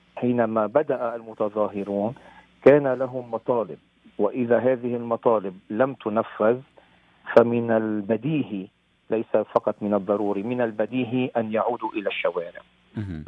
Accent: Lebanon; moved away as an adult; حبي لوطني لبنان، وأنا كل سنة منذ خمسة وتسعين منذ تركت لبنان

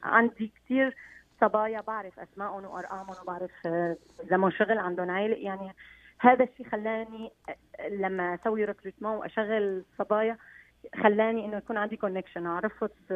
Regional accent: Aleppo, Aleppo Governorate, Syria; moved away as an adult; now in Quebec, Canada; انا من حلب وانا عشت حلب والصابون الحلبي هو شيء ربينا عليه ببيوتنا

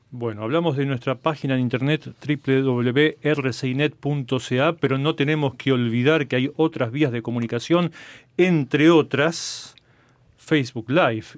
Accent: Buenos Aires, Argentina; Yo soy de Buenos Aires y viví prácticamente toda mi vida allí

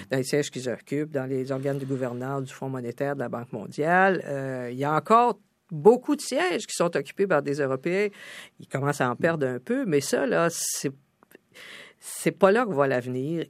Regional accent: Canada; also born or lived in New York

